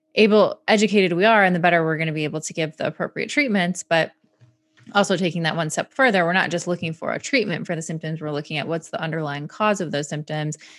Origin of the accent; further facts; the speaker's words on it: Michigan, United States; I grew up in Michigan